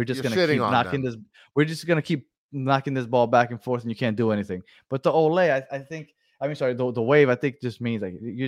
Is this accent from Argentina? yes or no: yes; Argentina; Hello, guys. I'm from Argentina. It's almost 2 a.m.